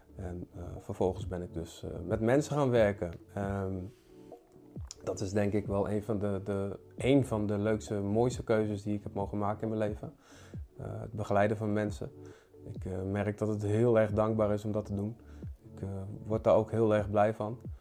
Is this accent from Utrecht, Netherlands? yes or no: yes; Utrecht, Netherlands; ik kom dus uit Utrecht. Ik eh, ben daar opgegroeid